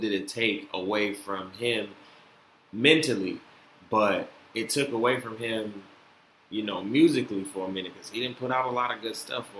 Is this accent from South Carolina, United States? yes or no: no; Florida, United States; born there; I was born from y'all, you know what I'm saying? I was born in Florida.